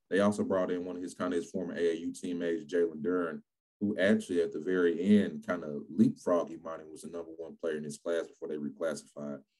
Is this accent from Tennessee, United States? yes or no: yes; Memphis, Tennessee, United States; moved away as an adult; also born or lived in Murfreesboro, Tennessee / Fulton, Missouri / Rochester, New York; Well, I'm a native Memphian, so I'm back home working in my hometown.